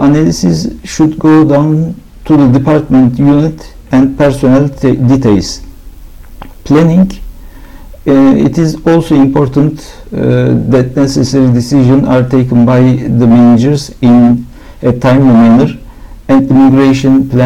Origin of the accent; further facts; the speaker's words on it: Istanbul, Turkey; I am from Istanbul.